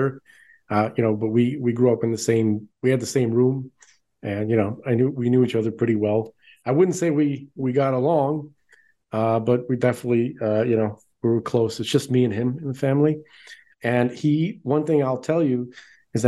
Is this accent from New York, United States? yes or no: yes; New York City, New York, United States; We grew up in Brooklyn